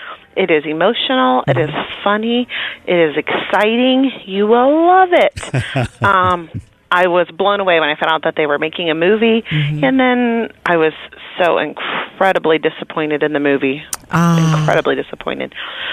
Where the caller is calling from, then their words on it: Ohio, United States; I'm calling from Ohio